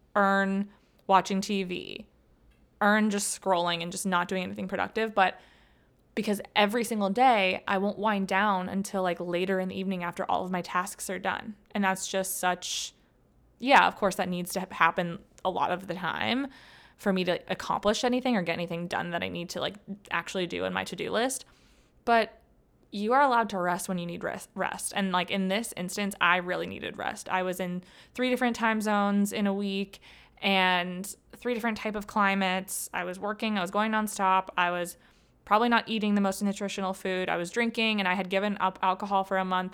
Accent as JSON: {"language": "English", "region": "Ohio", "country": "United States", "said": "I'm from Ohio"}